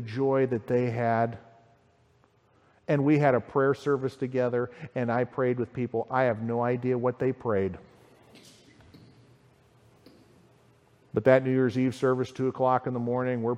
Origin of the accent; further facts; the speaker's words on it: United States; I'm the American.